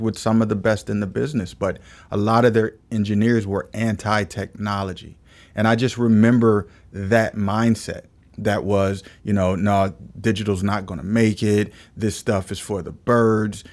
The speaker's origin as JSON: {"language": "English", "town": "Omaha", "region": "Nebraska", "country": "United States", "tie": "born or raised there", "moved": "as an adult", "lives_now": "Philadelphia, United States", "said": "I, uh, was born and raised in Omaha, Nebraska"}